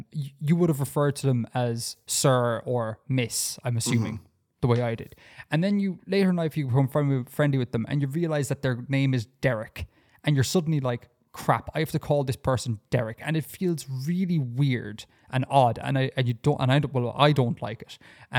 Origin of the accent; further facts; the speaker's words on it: Saudi Arabia; born there; because I was born in Saudi Arabia. That means I have had a Saudi Arabian birth cert in Ireland, because of just stupid bureaucracy.